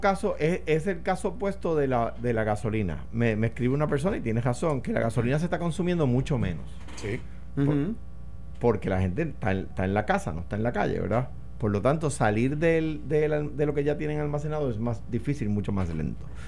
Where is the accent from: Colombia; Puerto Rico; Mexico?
Puerto Rico; soy puertorriqueño